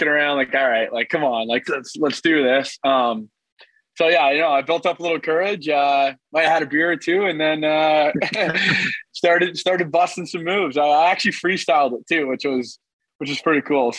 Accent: Ottawa, Ontario, Canada; moved away as an adult; also born or lived in Maine; I grew up in the Ottawa area playing hockey

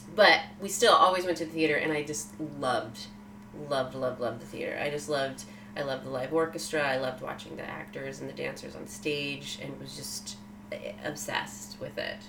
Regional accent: Sacramento, California, United States; I was born in Sacramento, California.

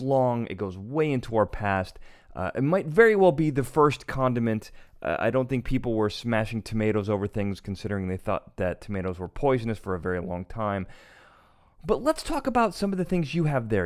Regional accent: Chicago, Illinois, United States; I'm from Chicago.

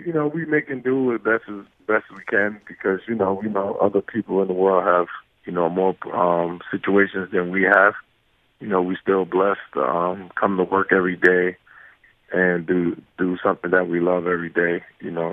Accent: New York City, New York, United States; growing up in Brooklyn, you learn how to fight at an early age

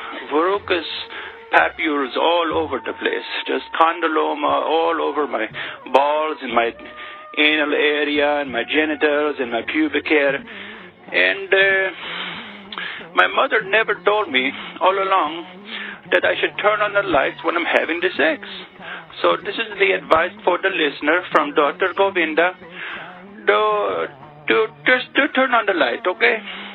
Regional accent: Pakistan; it brings up lots of memories of my childhood growing up in Pakistan.

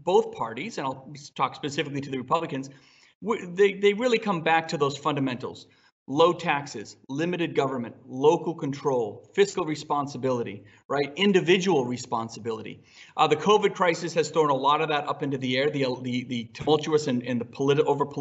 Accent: New Hampshire, United States; I'm from New Hampshire

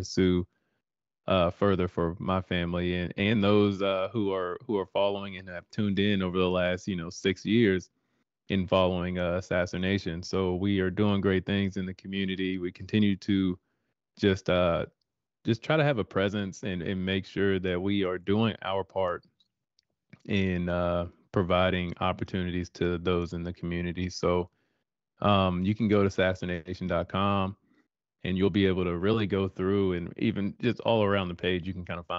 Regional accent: Denton, Texas, United States; moved away; my hometown of Denton, Texas

